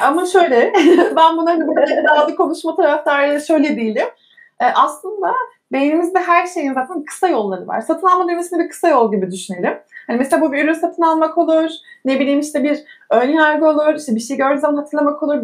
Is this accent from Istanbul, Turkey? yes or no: no; Eskişehir, Turkey; 1985 Eskişehir doğumluyum